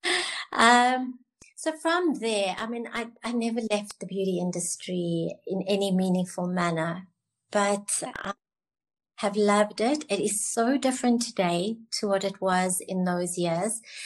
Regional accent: Cape Town, Western Cape, South Africa; I'm from Cape Town.

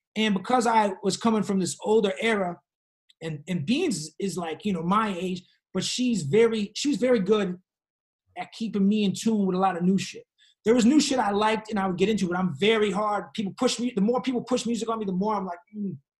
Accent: Boston, Massachusetts, United States; moved away as an adult; also born or lived in Brooklyn; now in Los Angeles, United States; I moved back from Brooklyn to, to Boston for like a year and a half, two years before I moved

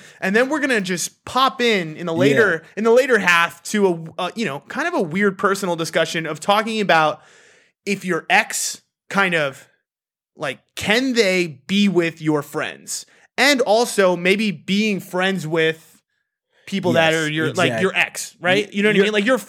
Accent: United States; I'm fucking American.

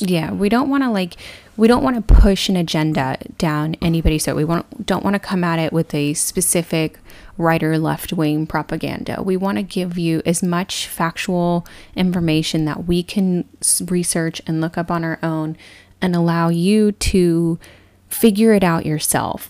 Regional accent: Texas, United States; moved away; also born or lived in California; I grew up born and raised in Texas and eventually moved to California

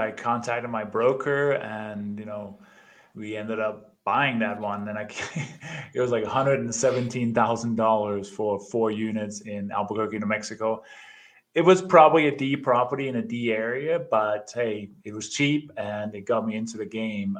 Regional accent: Denmark; moved away as an adult; now in United States; I immigrated from Denmark 27 years ago, I think it is, did the traditional, got my education, went to college

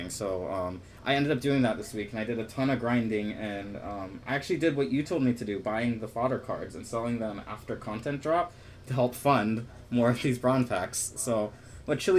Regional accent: United States; we're American

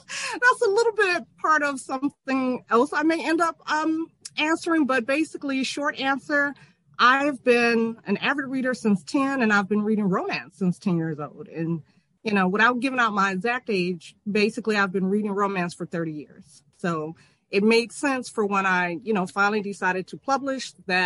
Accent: Michigan, United States; I'm also from Michigan, born and raised, and I still reside in Michigan, though not in my hometown

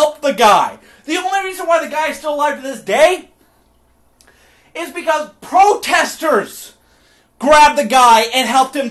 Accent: Oregon, United States; I'm from Oregon.

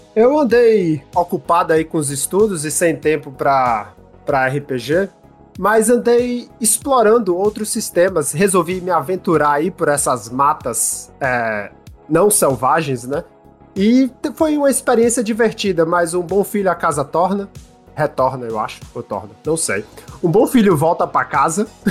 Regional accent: Brazil; now in Canada; saudade da minha terrinha

